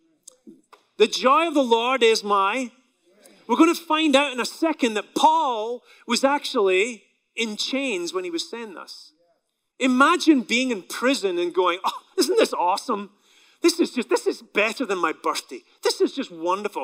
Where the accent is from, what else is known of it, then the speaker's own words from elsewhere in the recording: Scotland, United Kingdom; now in United States; my country in Scotland